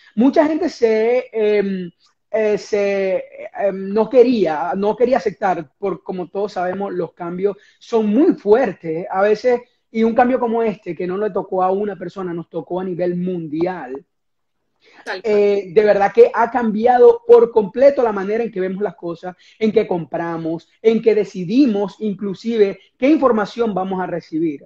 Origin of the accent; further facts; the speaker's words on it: Venezuela; moved away as an adult; now in United States; cuando estaba en mi país de origen, que es Venezuela